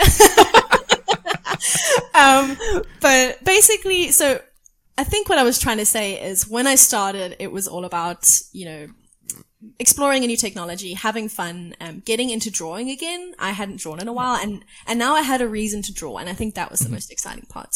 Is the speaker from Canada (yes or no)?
no; South Africa; I come from South Africa